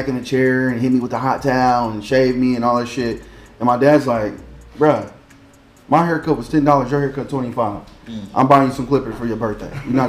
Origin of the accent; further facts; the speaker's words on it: Indianapolis, Indiana, United States; I'm from Indianapolis, Indiana. I was raised on the east side.